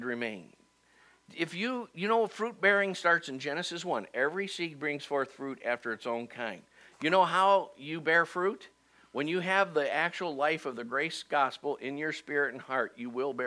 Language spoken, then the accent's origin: English; Cleveland, Ohio, United States; moved away as an adult; now in Dayton, United States; I really wanted to go back to my hometown in Cleveland and start a church, and God sent me to Dayton anyway, instead